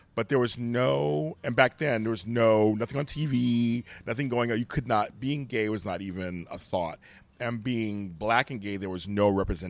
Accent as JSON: {"language": "English", "town": "Inglewood", "region": "California", "country": "United States", "tie": "born or raised there", "said": "I was growing up in South Central Los Angeles in Inglewood."}